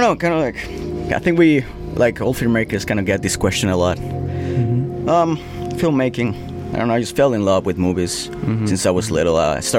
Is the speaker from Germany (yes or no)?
no; Mexico; I'm from Mexico.